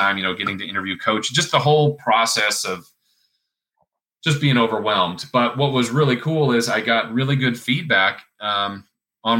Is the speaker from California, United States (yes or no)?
yes; California, United States; I'm a Californian. I've loved it here. My family's here